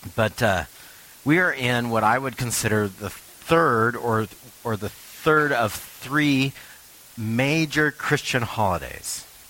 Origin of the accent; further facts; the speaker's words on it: Richland, Washington, United States; moved away; I'm from the Tri Cities